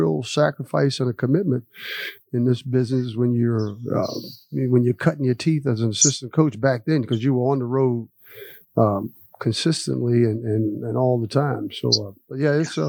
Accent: Maryland, United States; moved away as an adult; also born or lived in High Point; I'm from Maryland and always wanted to play at the University of Maryland

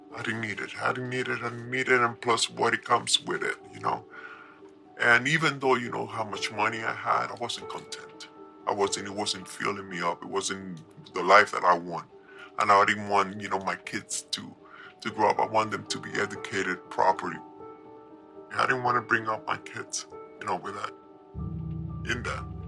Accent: New York, United States; moved away; also born or lived in Colombia; I was raised in New York

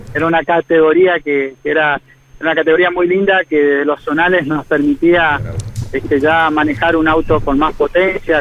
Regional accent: Machagai, Chaco, Argentina; moved away as an adult; now in Resistencia, Argentina; estoy oriundo de Machagay

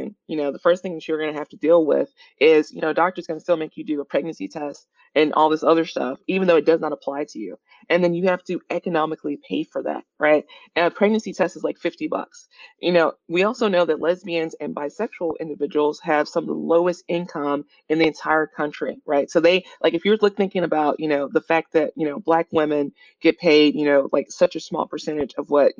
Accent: Mississippi, United States; moved away as an adult; also born or lived in Chicago / Midwest; now in Bay Area, United States; my wife, my sister, and I all made the trek to the Bay Area from Chicago, but we're originally from Mississippi

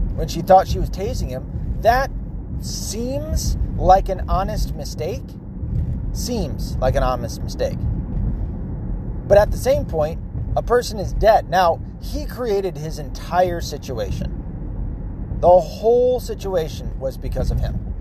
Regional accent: the South, United States; I grew up in the South

